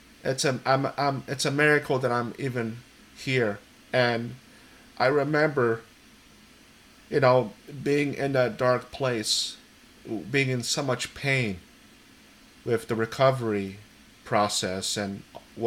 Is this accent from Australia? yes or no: no; Poland; now in East Hampton, United States; I've immigrated to the United States from Poland. I was born in Poland.